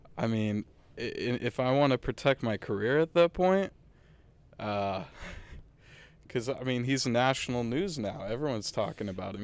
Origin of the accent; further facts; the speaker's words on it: Danvers, Massachusetts, United States; North Shore, so I'm from Danvers.